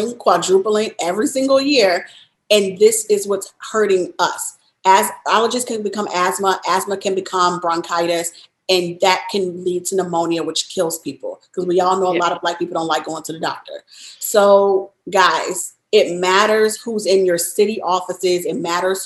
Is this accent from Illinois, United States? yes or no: yes; Chicago, Illinois, United States; moved away; also born or lived in Louisiana / Texas / New York; born and raised in Chicago, then lived in Louisiana, lived in Texas, lived in New York.